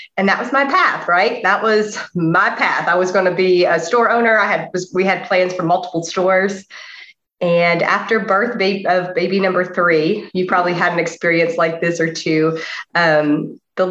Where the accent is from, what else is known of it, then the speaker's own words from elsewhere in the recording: the Bible Belt, the South, United States; I was very blessed in that I was born in the Bible Belt